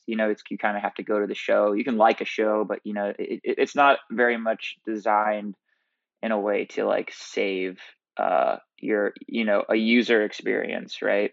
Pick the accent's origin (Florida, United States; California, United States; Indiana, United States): Indiana, United States; moved away as an adult; now in Nashville, United States; I'm originally from Indiana